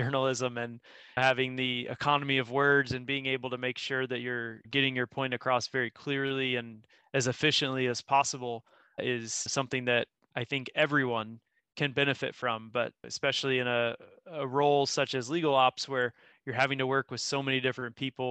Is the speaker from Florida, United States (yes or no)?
yes; Florida, United States; moved away as an adult; also born or lived in Austin, Texas; now in Ireland; growing up in Florida